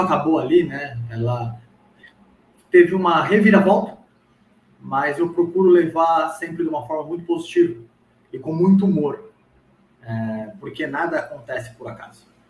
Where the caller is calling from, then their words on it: São Bernardo do Campo, São Paulo, Brazil; Eu falo da cidade de São Bernardo do Campo, aqui de São Paulo